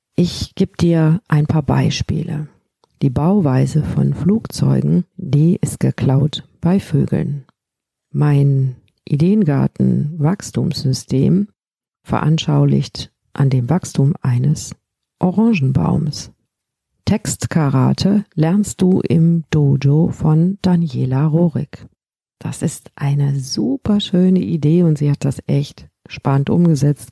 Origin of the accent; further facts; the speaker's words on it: Rhineland, Germany; bei uns im Rheinland